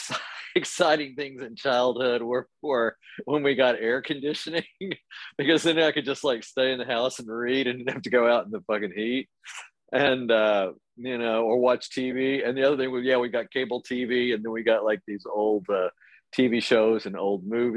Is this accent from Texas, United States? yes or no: yes; Amarillo, Texas, United States; now in Paris, France; I grew up in Amarillo, Texas